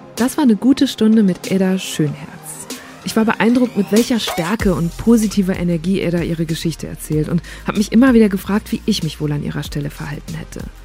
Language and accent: German; Germany; Als Deutsche